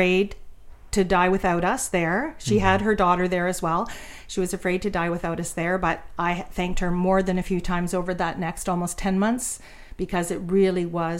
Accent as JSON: {"language": "English", "region": "Ontario", "country": "Canada", "moved": "yes", "said": "we are from Ontario, so we knew the town we were going back"}